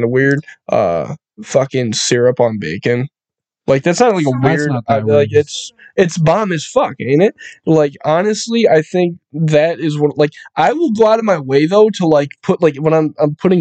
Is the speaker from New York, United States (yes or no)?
yes; Buffalo, New York, United States; I'm from Buffalo. That's like my veins, bro.